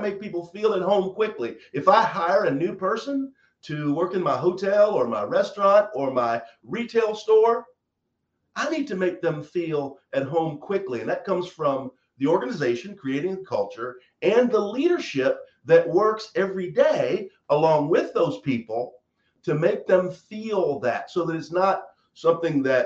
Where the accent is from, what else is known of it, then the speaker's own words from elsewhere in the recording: Eminence, Kentucky, United States; I'm from the South. I grew up in a small town. My hometown's two stores and a water tank